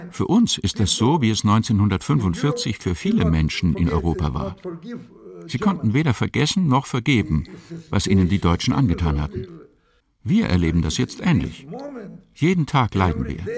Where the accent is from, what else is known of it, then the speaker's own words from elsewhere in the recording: Ukraine; die Ukraine, ist meine Heimat, mein Land, meine Stadt, mein Job.